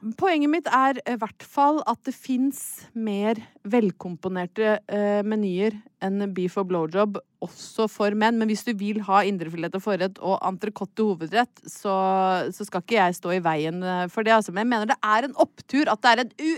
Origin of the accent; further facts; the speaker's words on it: Brøttum, Innlandet, Norway; moved away; jeg hadde vært hjemme på Brøttum ei helg